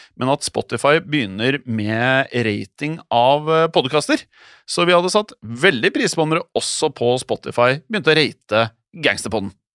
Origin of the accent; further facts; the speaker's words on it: Norway; her hjemme i Norge